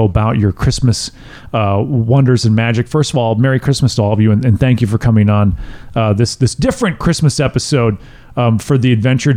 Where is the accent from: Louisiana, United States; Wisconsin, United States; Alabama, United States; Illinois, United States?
Wisconsin, United States; I grew up in Wisconsin